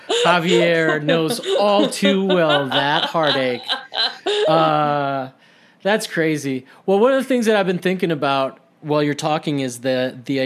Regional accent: Rome, Lazio, Italy; now in United States; growing up in Italy

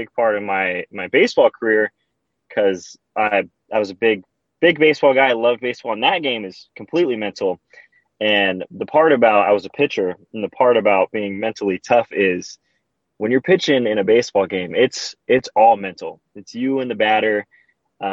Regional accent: Victorville, California, United States; I'm from Victorville, California. That's where I was born

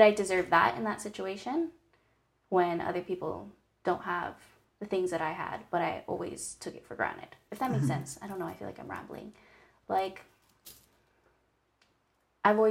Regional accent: Hilo, Hawaii, United States; Born and raised in Hawaii on the Big Island. Grew up in a small town called Hilo

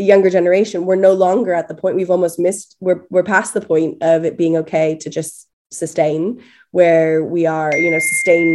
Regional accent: California, United States; now in United Kingdom; I'm from California originally

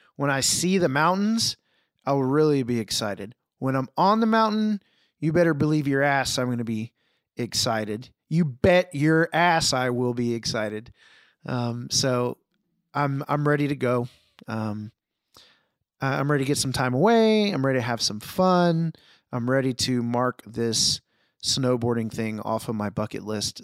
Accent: Houston, Texas, United States; I grew up in Houston, so we were near, near Galveston.

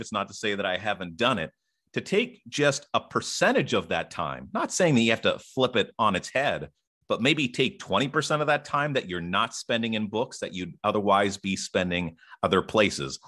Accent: Ottawa, Ontario, Canada; I am from Ottawa, Ontario

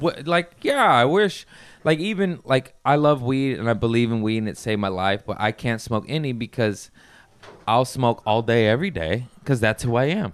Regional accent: Las Vegas, Nevada, United States; I grew up in Vegas

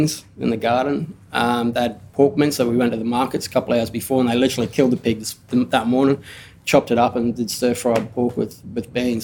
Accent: Cairns, Queensland, Australia; now in Brisbane, Australia; I grew up in Cairns. I was a teenager in Cairns. My family's from up there

